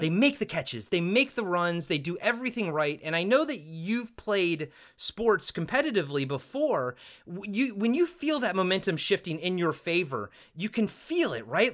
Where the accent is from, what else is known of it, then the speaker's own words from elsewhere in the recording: Maryland, United States; I'm from Maryland.